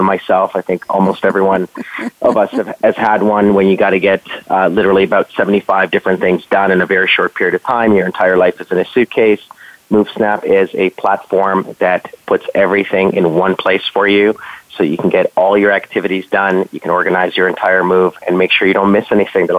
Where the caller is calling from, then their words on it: Toronto, Ontario, Canada; Calling from Toronto, which is home for me.